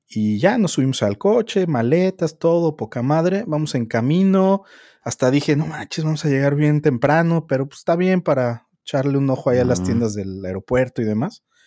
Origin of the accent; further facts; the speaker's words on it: Mexico City, Mexico; yo soy chilango, güey, y me tocó construcción de segundo piso, moverme del norte del DF al sur del DF